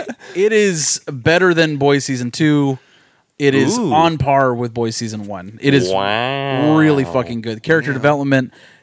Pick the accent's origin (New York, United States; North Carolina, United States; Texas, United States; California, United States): Texas, United States; We are from Texas.